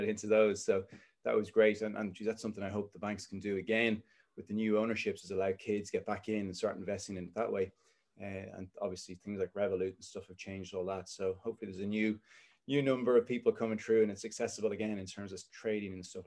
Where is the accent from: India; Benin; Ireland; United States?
Ireland; Dublin, Leinster; grew up in Dublin, look south Dublin. I grew up in Rathfarnham